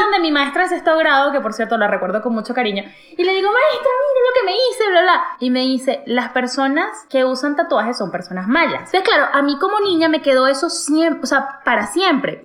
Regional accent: Venezuela; moved away; yo en mi país, Venezuela

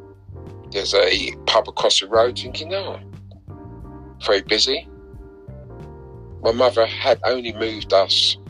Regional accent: London, United Kingdom; I'm a typical South London boy. Born and bred in South London, schooled in South London

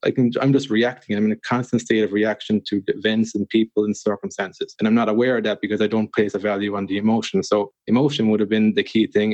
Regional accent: Ireland; a guy growing up in Ireland

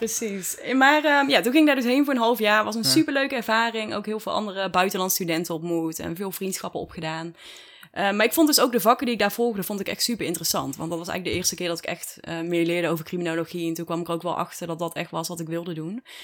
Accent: Dongen, North Brabant, Netherlands; also born or lived in Tilburg / Texas; Daar ben ik geboren en getogen. Of nou ja, geboren in Tilburg eigenlijk. Maar opgegroeid in Dongen.

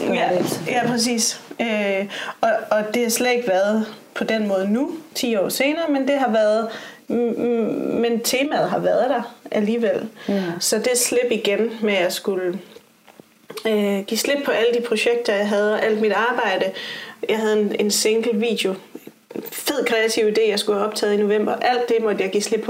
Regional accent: Aarhus, Central Denmark Region, Denmark; jeg er fra Aarhus. Og øh, er et datter af en vestjysk mor og en tunesisk far. Og så er jeg opvokset i øh, sådan lidt flippet miljø øh, på en skole i Aarhus

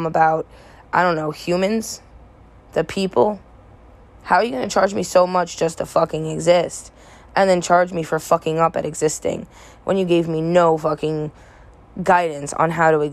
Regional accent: United States; as an American citizen

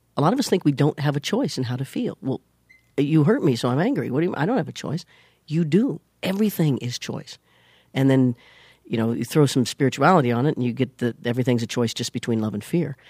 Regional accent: Leavenworth, Kansas, United States; moved away; I was born in Leavenworth, Kansas

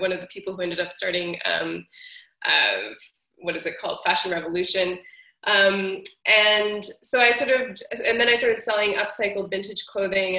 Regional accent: Treaty 1 territory, Manitoba, Canada; I was born on Treaty 1 territory in the country now known as Canada

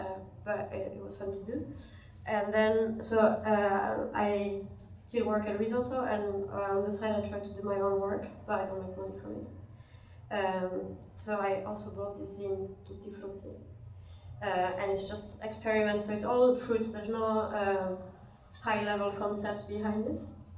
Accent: French Basque Country, Nouvelle-Aquitaine, France; also born or lived in Paris; now in Glasgow, United Kingdom; I'm from the French part of Basque Country. First I studied fresco and mosaics in Paris, and then I studied communication with illustration in the Glasgow School of Art. So I've been living in Glasgow for 7 years.

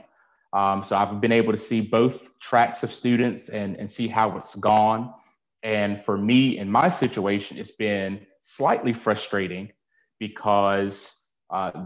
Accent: Nash County, North Carolina, United States; now in Greenville, United States; I am from Nash County. I currently live in Greenville, North Carolina.

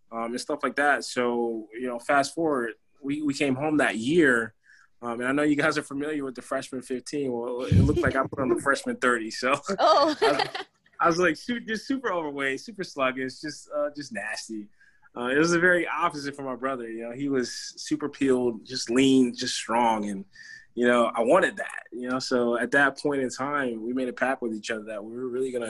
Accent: Conway, South Carolina, United States; born and raised in Conway, like Mia said, just a few miles from Myrtle Beach

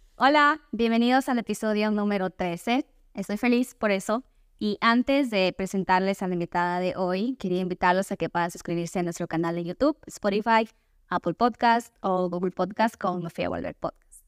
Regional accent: Ecuador; moved away; soy de Ecuador, pero me mudé a otro país

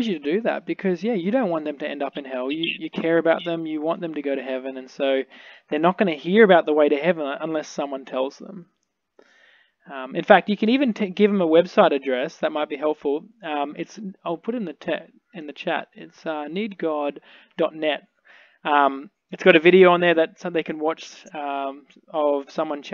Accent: Australia; I'm from Australia.

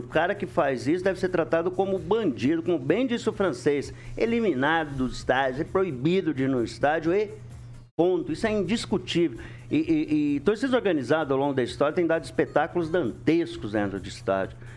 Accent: Londrina, Paraná, Brazil; Nasci lá só pra deixar registrado

